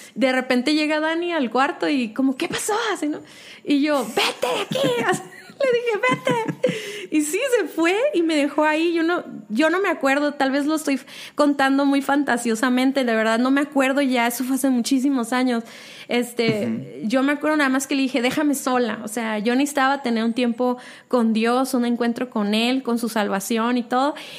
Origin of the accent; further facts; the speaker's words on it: Mexicali, Baja California, Mexico; now in Guadalajara, Mexico; nací en Mexicali